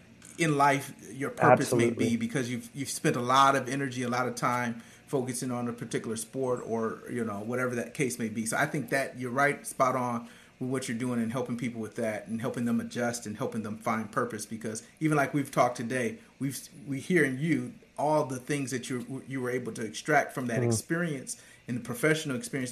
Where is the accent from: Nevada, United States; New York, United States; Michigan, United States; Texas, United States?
Michigan, United States; I grew up in Michigan.